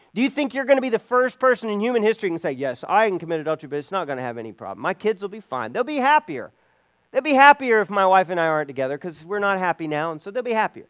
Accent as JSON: {"language": "English", "country": "Belize", "tie": "born or raised there", "moved": "yes", "said": "where I grew up in Belize"}